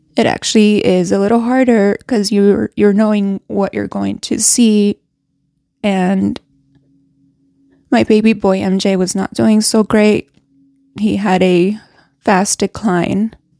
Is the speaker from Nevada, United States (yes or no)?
yes; Reno, Nevada, United States; moved away as an adult; I grew up in Reno, Nevada. I lived there up to I was twenty-five.